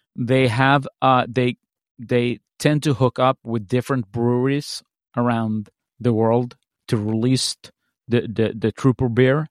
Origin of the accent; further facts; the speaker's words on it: Sweden; when I was growing up in Sweden